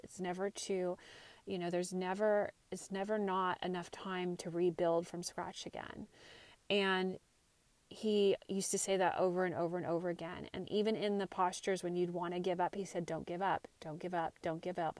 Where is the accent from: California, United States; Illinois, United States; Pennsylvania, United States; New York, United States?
California, United States; Santa Cruz; moved away as an adult; also born or lived in Marin County, California; I grew up in Santa Cruz area, went to high school and college here